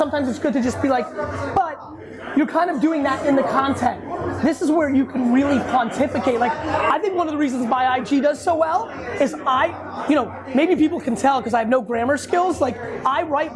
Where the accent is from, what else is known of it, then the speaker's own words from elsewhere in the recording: Edison, New Jersey, United States; I grew up in Edison, New Jersey